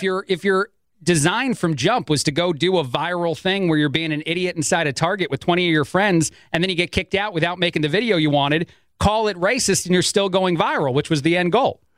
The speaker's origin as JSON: {"language": "English", "region": "East Coast", "country": "United States", "tie": "born or raised there", "moved": "yes", "said": "I grew up on the East Coast"}